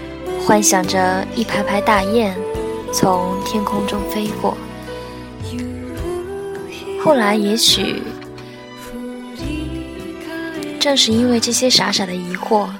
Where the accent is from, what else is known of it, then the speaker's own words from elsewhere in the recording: Qingdao, Shandong, China; now in Chengdu, China; 嗯，是的，我的故乡叫青岛，在成都，